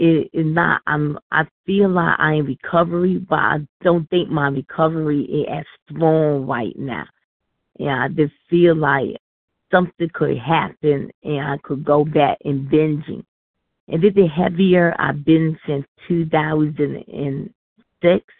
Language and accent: English; New York, United States; I'm from New York